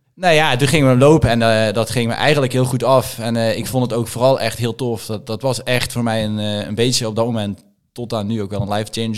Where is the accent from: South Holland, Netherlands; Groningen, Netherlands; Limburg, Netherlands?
Limburg, Netherlands; moved away as an adult; also born or lived in Randstad; Ik ben in Limburg opgegroeid.